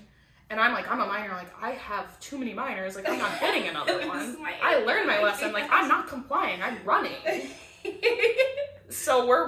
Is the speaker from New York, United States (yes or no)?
yes; New York, United States; I said, I'm a stripper from New York, I've never I have never met this girl in my life.